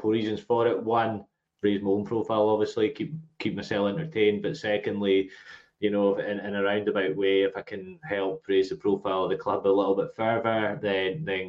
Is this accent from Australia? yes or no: no; Nairn, Scotland, United Kingdom; now in Glasgow, United Kingdom; I grew up in a small town called Nairn, which is in the Highlands of Scotland